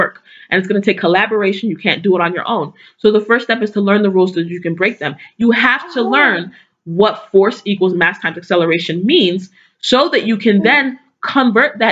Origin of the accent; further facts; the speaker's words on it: Igboland, Nigeria; What does that mean for Nigeria, you know, for people in my culture, in my community